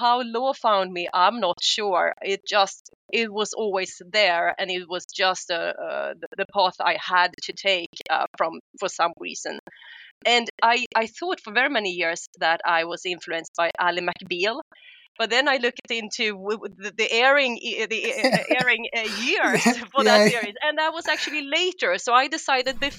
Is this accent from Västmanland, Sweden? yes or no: no; Stockholm, Stockholm County, Sweden; I am Swedish. I'm from Stockholm, and I chose to stay in Stockholm